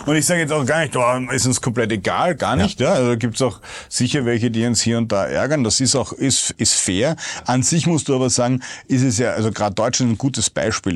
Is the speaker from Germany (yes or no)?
no; Vienna, Austria; als Wiener